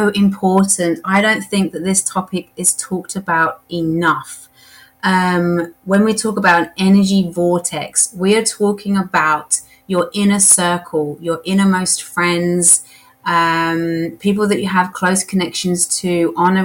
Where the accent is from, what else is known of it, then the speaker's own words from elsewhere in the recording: England, United Kingdom; Being English